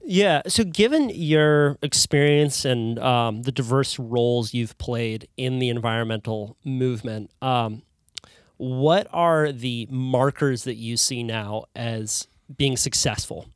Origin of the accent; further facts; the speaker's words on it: California, United States; as a Californian